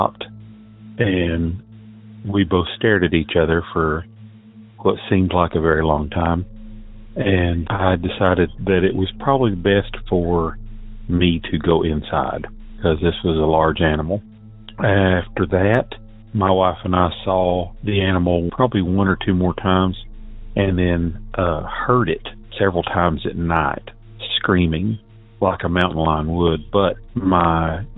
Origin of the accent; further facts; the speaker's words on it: Southeast Tennessee, United States; I'm from Southeast Tennessee